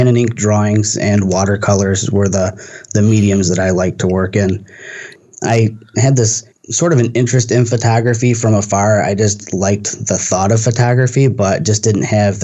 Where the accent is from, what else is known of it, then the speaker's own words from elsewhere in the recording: Michigan, United States; I'm from Michigan and from a region that's really manufacturing heavy